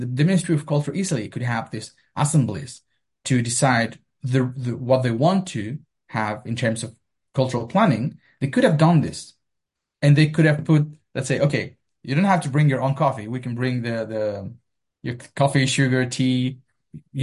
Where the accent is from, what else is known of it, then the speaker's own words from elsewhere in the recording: Melipilla, Santiago Metropolitan Region, Chile; moved away; I went to the National Library to read every single newspaper of my hometown